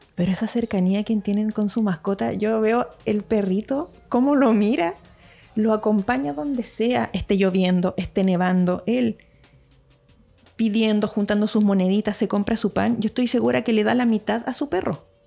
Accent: Santiago, Santiago Metropolitan Region, Chile; moved away as an adult; now in Puerto Aysén, Chile; Yo que soy de Santiago

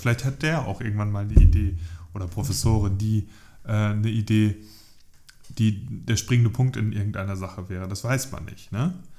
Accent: Northern Germany, Germany; ich identifiziere mich ja als Norddeutscher

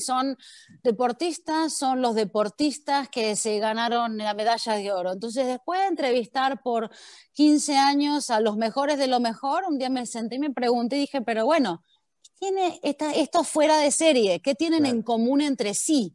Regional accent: Argentina; moved away as an adult; now in United States; Yo viví hasta los 23 años en Argentina, donde yo era una argentina más. Y de repente me tomé un avión y llegué a Estados Unidos

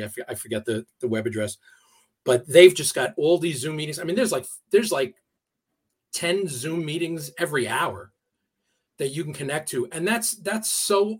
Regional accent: United States; I'm from the New York City area. I've lived within an hour of New York City for my entire life, and I grew up in a community that was very, very ethnic

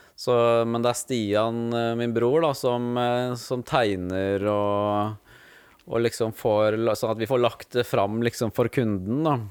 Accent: Skien, Telemark, Norway; moved away as an adult; also born or lived in Ålesund; now in Fyresdal, Norway; jeg vokste opp i Skien. Ja. Så jeg er født i Ålesund, og der bodde vi bare ett år. Og så flytta vi til Skien, da.

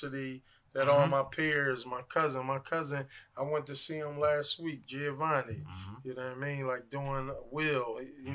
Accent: Philadelphia, Pennsylvania, United States; I'm from 56 and Spruce.

